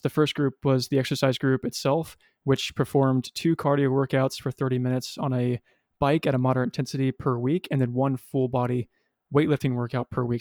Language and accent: English; Kansas City, Missouri, United States; moved away as an adult; also born or lived in Springfield, Missouri; now in Los Angeles, United States; I moved back to my hometown of Kansas City